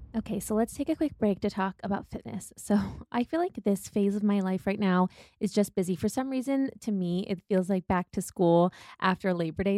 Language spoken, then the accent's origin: English; Midwest, United States; growing up in the Midwest